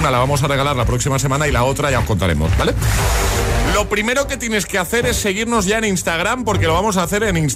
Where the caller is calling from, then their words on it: Valencia, Valencian Community, Spain; de Valencia.